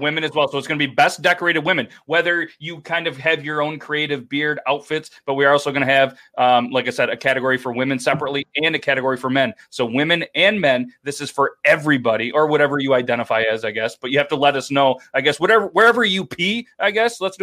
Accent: United States; I'm American

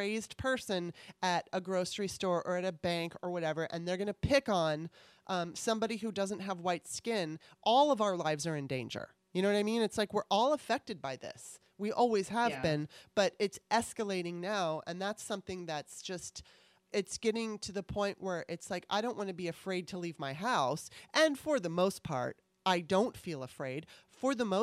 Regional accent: California, United States; growing up in California, I'm used to diversity

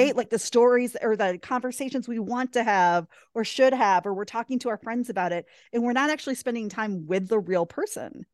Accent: Wisconsin, United States; We met in my hometown accidentally at a bowling alley

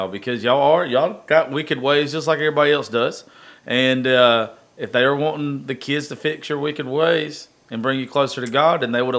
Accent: Grayson, United States; I grew up in Grayson.

